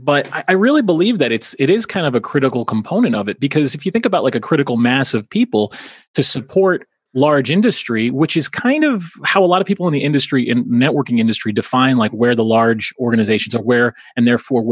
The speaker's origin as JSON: {"language": "English", "area": "Long Island", "region": "New York", "country": "United States", "moved": "yes", "lives_now": "Albany, United States", "said": "I am originally from Long Island, which is a suburb, well, pretty close to New York City"}